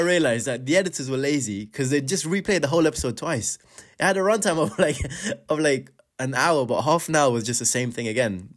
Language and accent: English; Afghanistan; moved away; growing up in Afghanistan, we didn't have a cinema in this show of our own.